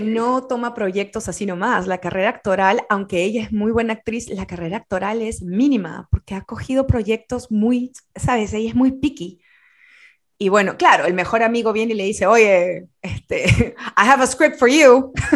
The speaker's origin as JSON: {"language": "Spanish", "country": "Peru", "said": "como peruana, muchas veces y como sudamericana"}